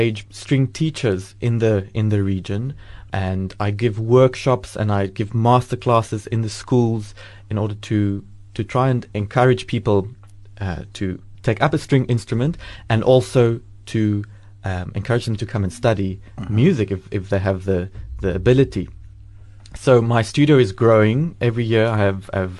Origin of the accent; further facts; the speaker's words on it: Cape Town, Western Cape, South Africa; moved away as an adult; also born or lived in Belgium; now in Port Elizabeth, South Africa; I'm from Cape Town